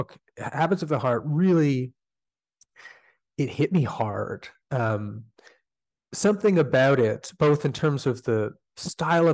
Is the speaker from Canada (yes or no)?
yes; Canada; despite being Canadian